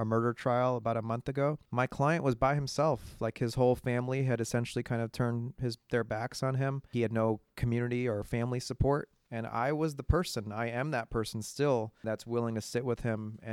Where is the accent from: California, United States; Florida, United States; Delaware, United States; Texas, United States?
California, United States; Bay Area; I grew up here in the Bay Area.